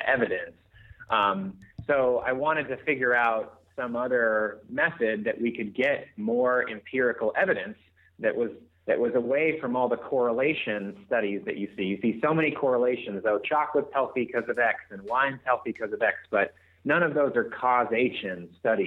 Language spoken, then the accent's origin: English; Alaska, United States; I grew up in Alaska, so that says enough about people that live out there.